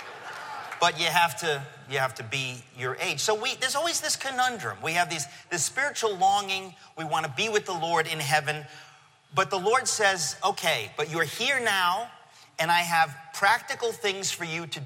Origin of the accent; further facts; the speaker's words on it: Danbury, Connecticut, United States; moved away as an adult; also born or lived in Queens, New York; now in New York, United States; my real hometown is Danbury, Connecticut, okay? In 1970-something, we moved to Connecticut, and I grew up there